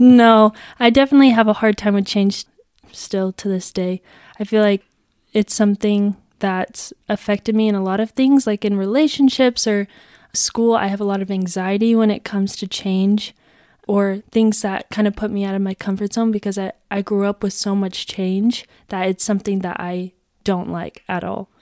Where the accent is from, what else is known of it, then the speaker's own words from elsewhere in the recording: Gilbert, Arizona, United States; I am from Gilbert, Arizona